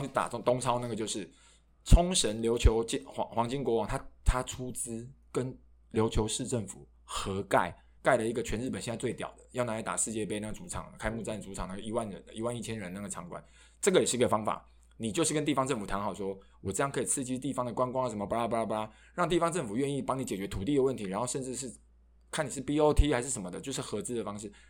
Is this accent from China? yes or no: no; Taichung, Taiwan; 我的家乡台中也没有体育馆啊